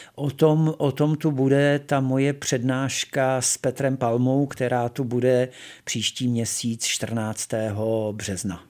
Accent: Tábor, South Bohemian Region, Czechia; also born or lived in Ostrava / Písek area; moji rodiče se přestěhovali, když mi by byly tři roky do, do tábora. Mm-hmm. To mhm. znamená, že já si z Ostravy nepamatuji vůbec nic

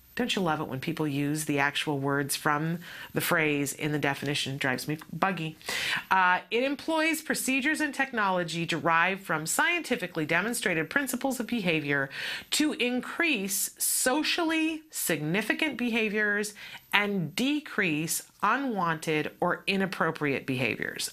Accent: East Coast of the United States, United States; moved away; I grew up on the East Coast of uh, the United States

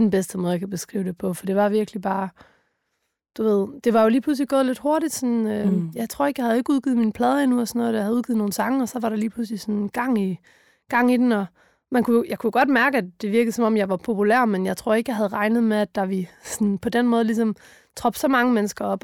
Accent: Funen, Southern Denmark, Denmark; vi kom fra Fyn

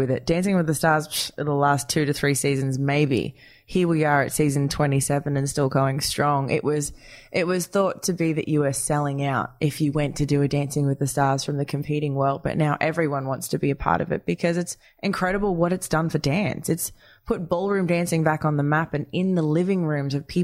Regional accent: Wagga Wagga, New South Wales, Australia; in Australia, growing up in Wagga Wagga

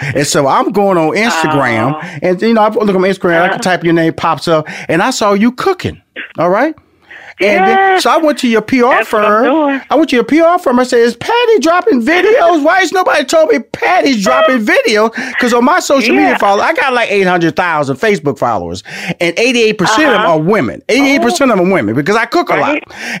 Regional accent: Houston, Texas, United States; I'm from Houston, Texas, and a country boy.

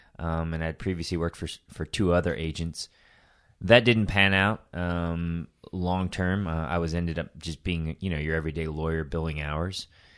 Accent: Tokyo, Japan; I was born in Tokyo. I'm not Japanese. My mom's Chinese. My dad is a Jewish American guy from New York.

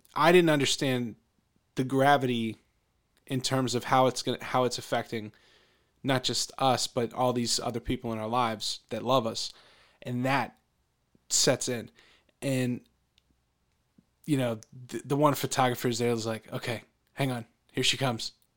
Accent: Pennsylvania, United States; growing up in Pennsylvania

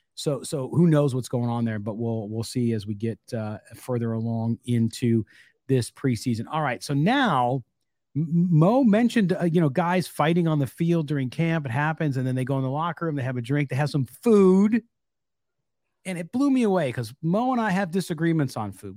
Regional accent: San Diego, California, United States; I grew up mostly in California

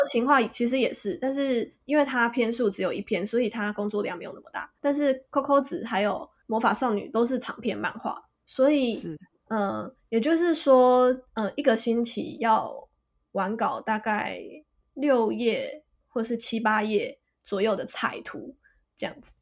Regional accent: Kaohsiung, Taiwan; also born or lived in Taipei, Taiwan; now in Kyoto, Japan; 老家在高雄

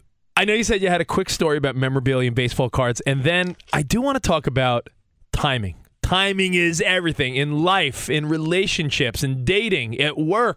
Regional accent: New York, United States; Like, I grew up on Long Island. I was like, guess who's going to be at the Garden City South Little League dinner?

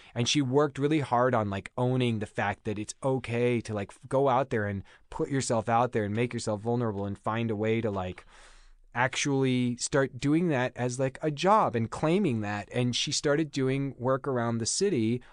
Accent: Overland Park, Kansas, United States; moved away as an adult; also born or lived in Chicago; now in Los Angeles, United States; back where I grew up in Kansas

